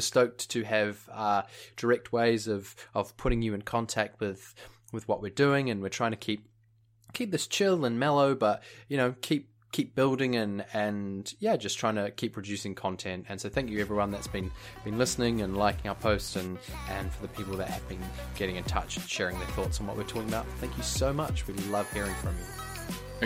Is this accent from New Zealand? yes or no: yes; New Zealand; moved away as an adult; also born or lived in United Kingdom; growing up in New Zealand